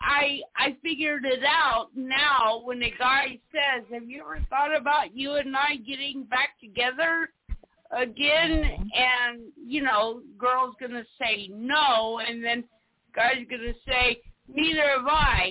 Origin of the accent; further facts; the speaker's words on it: South Carolina, United States; I'm from South Carolina